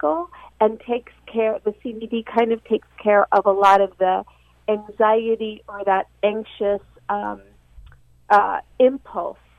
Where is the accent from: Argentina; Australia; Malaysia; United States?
Argentina; moved away; I was born in Argentina